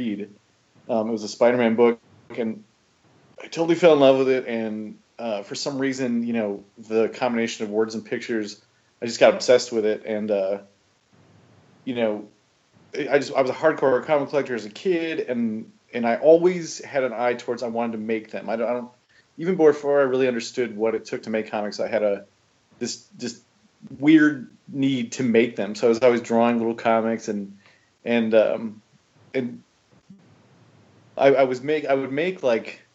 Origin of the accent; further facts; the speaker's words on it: Wausau, Wisconsin, United States; moved away as an adult; also born or lived in Eau Claire, Wisconsin / Minneapolis, Minnesota; now in Chicago, United States; I was born in Wausau, at the old Wausau Hospital, and then I grew up in Ringgold